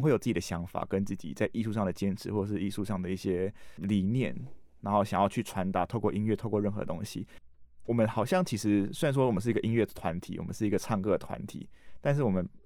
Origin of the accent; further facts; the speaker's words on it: Tainan, Taiwan; moved away as an adult; also born or lived in Taipei; 我是台南人嘛，所以我来台北